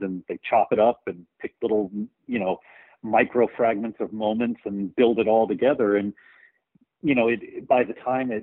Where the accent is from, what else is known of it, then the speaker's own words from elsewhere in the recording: rural Texas, United States; I grew up in Texas, in rural Texas, you know, which is a real storytelling culture